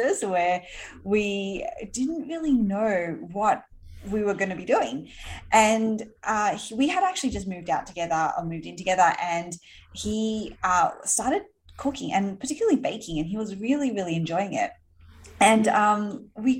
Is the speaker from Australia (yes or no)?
yes; Sydney, New South Wales, Australia; moved away as an adult; now in New York City, United States; I grew up in Sydney in Australia.